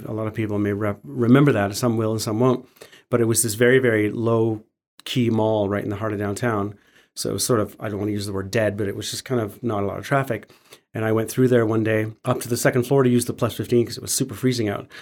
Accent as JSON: {"language": "English", "town": "Calgary", "region": "Alberta", "country": "Canada", "tie": "born or raised there", "said": "I was born and raised in Calgary"}